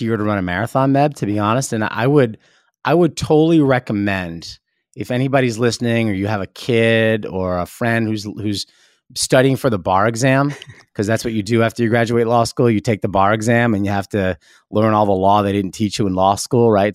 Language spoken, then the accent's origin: English; New York City, New York, United States; also born or lived in New Jersey; I lived in, in New York City, you know, very briefly and then moved to New Jersey when I was a little kid, but, you know, really s, from seventh grade on, I went to school back in New York City.